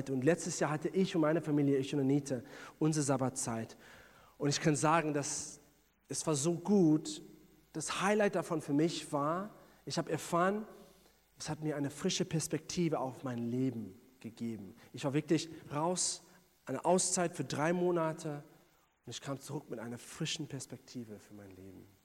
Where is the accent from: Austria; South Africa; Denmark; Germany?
South Africa; bin ich in Südafrika groß geworden